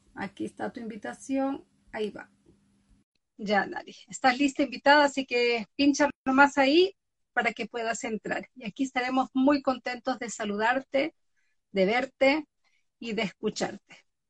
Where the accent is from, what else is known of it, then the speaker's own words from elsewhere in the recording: Galápagos Islands, Ecuador; now in Norway; vivo en Noruega, nacida en Ecuador, exactamente en las Islas Galápagos